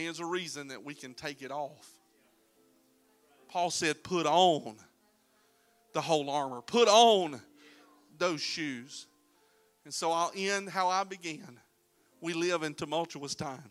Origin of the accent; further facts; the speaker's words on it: Florida, United States; We're from Florida